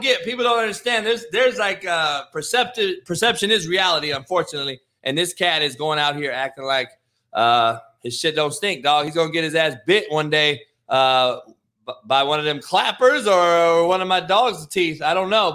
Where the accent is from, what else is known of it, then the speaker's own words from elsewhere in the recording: Compton, California, United States; I'm from Compton in the hood.